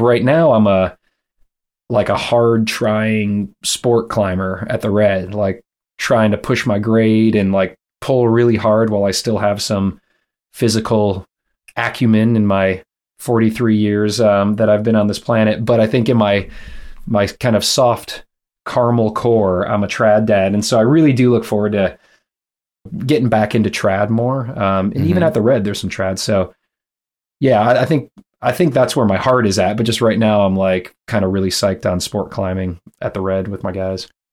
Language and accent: English; Michigan, United States; also born or lived in Los Angeles, California; now in Louisville, United States; I grew up in Michigan. My parents were there